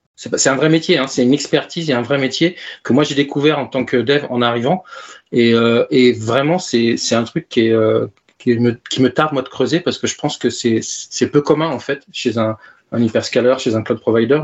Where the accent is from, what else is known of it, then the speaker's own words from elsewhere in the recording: Tours, Centre-Val de Loire, France; à Tours, ma ville d'origine.